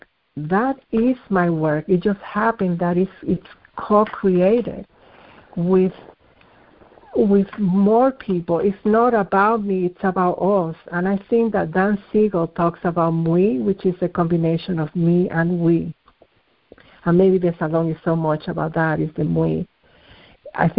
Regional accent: Dominican Republic; moved away; also born or lived in Lebanon; Some of my family is from Lebanon, although I was born in the Dominican Republic

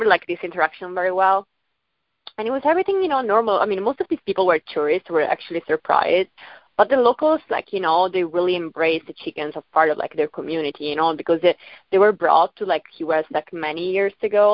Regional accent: Venice, Veneto, Italy; moved away; also born or lived in New York; I'm from Venice. I grew up in Venice.

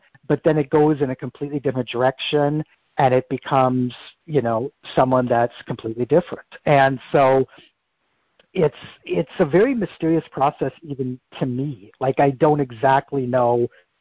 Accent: Minnesota, United States; my life growing up in Minnesota

